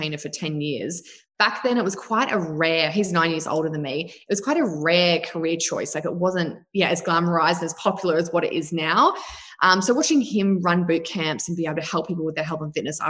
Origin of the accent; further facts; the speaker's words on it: New Zealand; now in Australia; I was brought up in New Zealand with my mum and a stepfather.